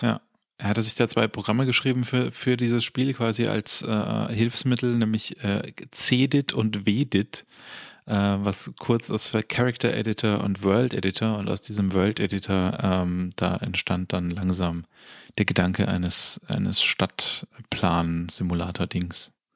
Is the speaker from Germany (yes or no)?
yes; Germany; als Deutscher